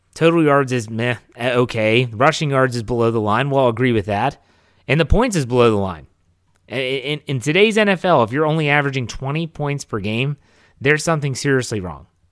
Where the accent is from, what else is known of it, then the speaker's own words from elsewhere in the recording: Wheeling, West Virginia, United States; moved away; my hometown of Wheeling, West Virginia